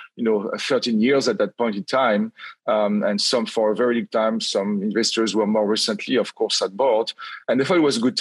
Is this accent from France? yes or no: yes; France; accent: French; English is a second language; moved away as an adult; also born or lived in Lyon, France / Cairo, Egypt; I graduated as a computer scientist in France, as everybody will hear from my accent.